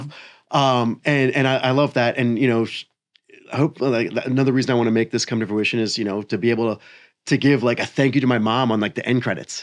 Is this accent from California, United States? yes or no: no; Maryland, United States; moved away as an adult; also born or lived in Tennessee; I grew up in Maryland